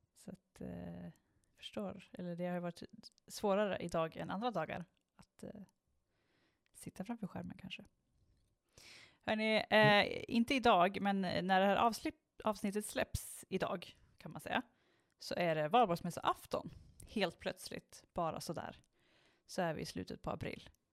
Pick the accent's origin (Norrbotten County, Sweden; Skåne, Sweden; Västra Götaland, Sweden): Västra Götaland, Sweden; Strömstad; när jag växte upp i eh, Strömstad så bodde vi ju liksom utanför Strömstad på, liksom, på landet